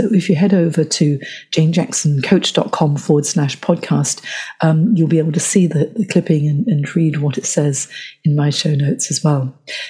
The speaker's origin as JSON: {"language": "English", "town": "Johor Bahru", "region": "Johor", "country": "Malaysia", "tie": "born or raised there", "also_born_or_lived": "Hong Kong", "said": "So my father's work as a Malayan civil servant and academic meant that I grew up in Johor Bahru in Hong Kong"}